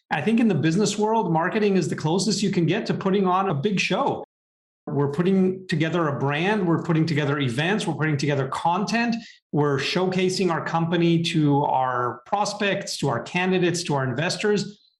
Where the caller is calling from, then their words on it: San Francisco, California, United States; Hi, Lloyd, and good morning from not so sunny San Francisco.